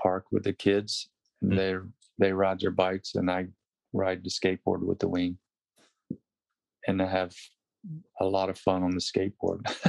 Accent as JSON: {"language": "English", "town": "Wilmington", "region": "North Carolina", "country": "United States", "tie": "born or raised there", "moved": "as an adult", "said": "growing up in North Carolina"}